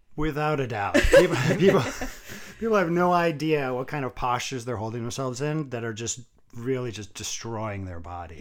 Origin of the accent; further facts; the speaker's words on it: New England, United States; also born or lived in Vermont / New Hampshire / Massachusetts; I was born in Massachusetts. Um, I lived the first seventeen years of my life in Vermont, New Hampshire, and Massachusetts, kind of, like, all around through there